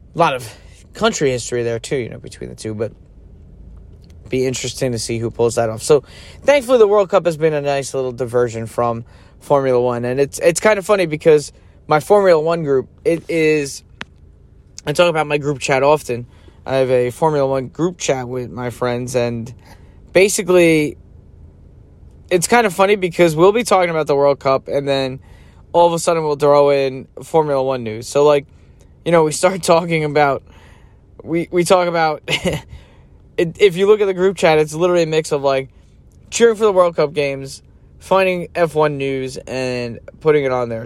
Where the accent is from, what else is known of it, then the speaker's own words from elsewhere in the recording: United States; being born in the United States as an American